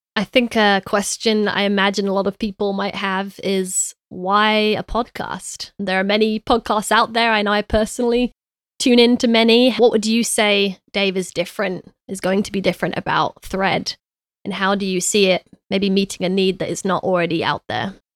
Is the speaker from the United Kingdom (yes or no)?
yes; London, United Kingdom; I was raised in East London